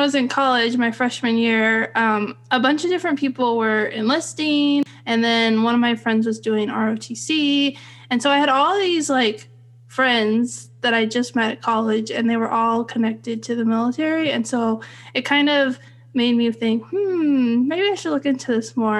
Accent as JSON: {"language": "English", "town": "Fresno", "region": "California", "country": "United States", "tie": "born or raised there", "said": "I grew up in Central California in Fresno"}